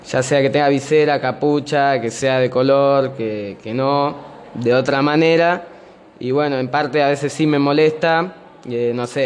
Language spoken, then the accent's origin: Spanish; Argentina; also born or lived in São Paulo, Brazil; yo nací en San Pablo, Brasil, eh, y después me vine para acá, para Argentina, a los cuatro años.